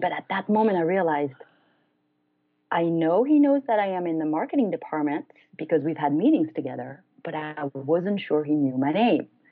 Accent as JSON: {"language": "English", "country": "France", "also_born_or_lived": "United States", "moved": "as an adult", "said": "I'm originally from France, so I decided to leave the U.S. and go back to France."}